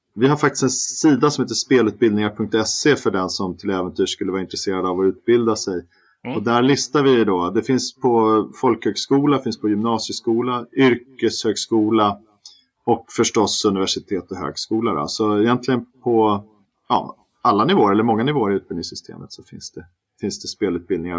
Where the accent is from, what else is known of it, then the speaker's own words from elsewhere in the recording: Stockholm, Stockholm County, Sweden; also born or lived in Malmö; Jag är ju stockholmare